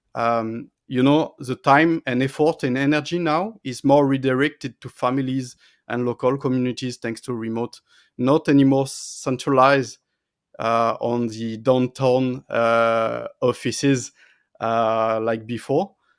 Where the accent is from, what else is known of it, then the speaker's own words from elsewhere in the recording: France; also born or lived in Paris; I was close to my family and friends in my hometown